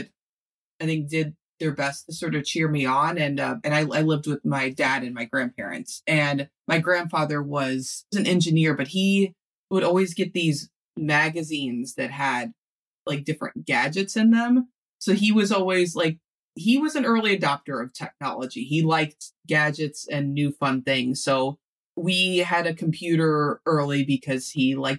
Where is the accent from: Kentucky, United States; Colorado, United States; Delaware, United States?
Kentucky, United States; Louisville; I'm from Louisville, Kentucky